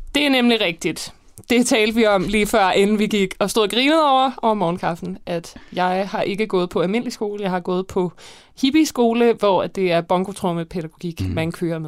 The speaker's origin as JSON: {"language": "Danish", "town": "Copenhagen", "region": "Capital Region of Denmark", "country": "Denmark", "tie": "born or raised there", "also_born_or_lived": "Roskilde / Gladsaxe / Hellerup", "said": "jeg har faktisk boet rigtig mange forskellige steder. Øh, jeg har boet, jeg voksede op på Christianshavn og Vesterbro"}